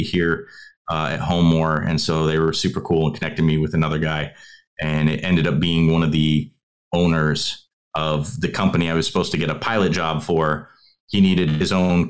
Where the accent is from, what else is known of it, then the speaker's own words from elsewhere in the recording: United States; moved away as an adult; 20 years in the United States as an American